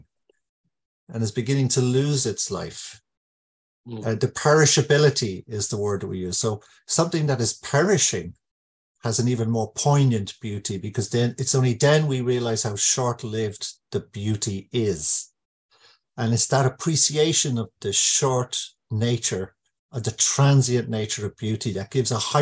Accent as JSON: {"language": "English", "country": "Ireland", "tie": "born or raised there", "said": "I grew up in Ireland during the euphemistically described Troubles, which came very close to us."}